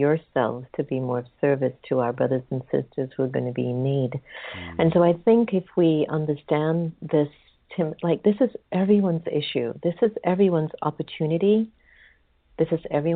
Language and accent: English; United States; as an American